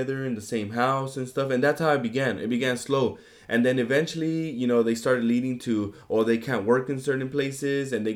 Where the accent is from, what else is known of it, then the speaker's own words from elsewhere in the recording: United States; also born or lived in Mexico; I'm an immigrant that came in. I'm a Mexican American that came in eventually down the line, and now I'm a full-grown American